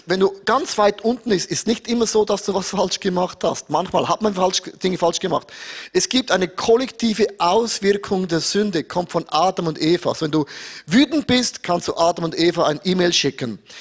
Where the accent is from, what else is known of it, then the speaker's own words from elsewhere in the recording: Switzerland; bei uns in der Schweiz